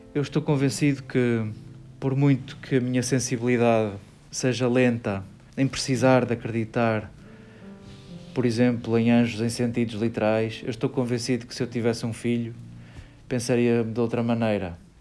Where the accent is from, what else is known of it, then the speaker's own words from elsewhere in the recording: Portugal; somos portugueses